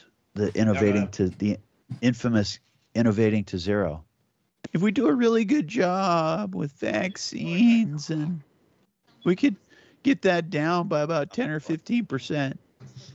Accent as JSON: {"language": "English", "region": "Montana", "country": "United States", "tie": "born or raised there", "said": "I live in Montana, and, you know, in the western Montana area, yeah. I mean, I was born in Montana, and growing up, you know, hunting was just a normal thing."}